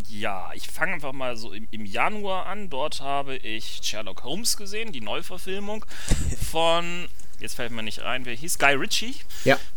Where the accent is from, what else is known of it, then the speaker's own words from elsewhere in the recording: Hamburg, Germany; was ähm, natürlich für mich als äh, Hamburger ein großer Genuss war, denn das ist wirklich eine Hommage an Hamburg schlechthin